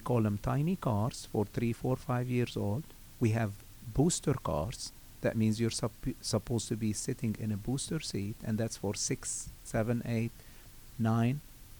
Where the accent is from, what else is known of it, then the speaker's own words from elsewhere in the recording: Lebanon; moved away; I came from Lebanon. And I came, I stayed in Norcross for a year. And then I moved to Savannah, Georgia.